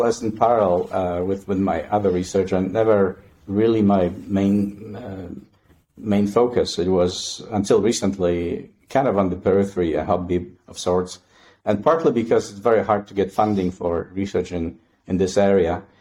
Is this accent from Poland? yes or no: yes; Poland; moved away as an adult; now in Canada; I was born and raised in Poland, and uh, I did my undergraduate studies there